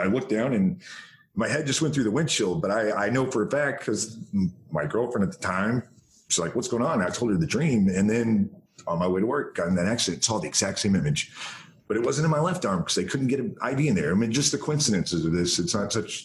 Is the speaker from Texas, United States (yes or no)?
yes; Denison, Texas, United States; they drove over so i could be born in denison texas